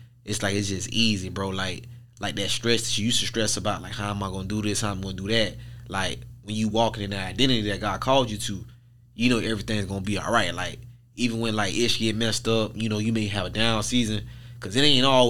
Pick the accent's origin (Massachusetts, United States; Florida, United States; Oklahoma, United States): Florida, United States; Pompano Beach; from Pompano Beach, Florida, born and raised